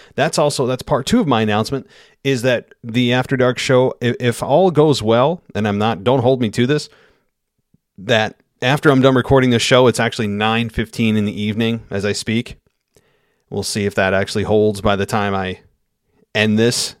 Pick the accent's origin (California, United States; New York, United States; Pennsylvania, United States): New York, United States; Albany; my hometown of Albany